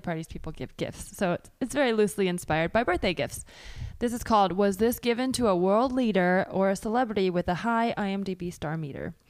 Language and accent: English; California, United States; I grew up in California